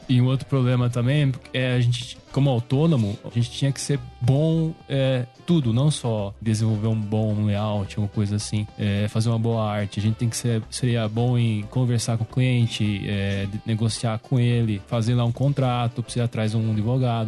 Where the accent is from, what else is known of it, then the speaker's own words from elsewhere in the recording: Tapira, Brazil; eu também sou de Tapira